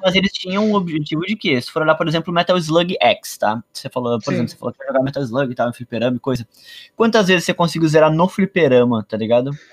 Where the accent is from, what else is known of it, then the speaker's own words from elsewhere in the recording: Rio Grande do Sul, Brazil; eu sou gaúcho